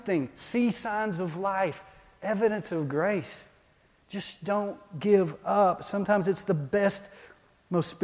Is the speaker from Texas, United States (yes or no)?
yes; Texas, United States; moved away as an adult; I grew up in Texas. When we moved here 20 years ago, we went back to Texas a lot